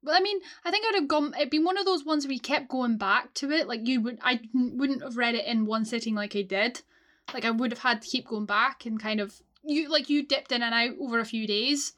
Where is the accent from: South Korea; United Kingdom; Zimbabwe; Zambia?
United Kingdom; Scotland; as a Scot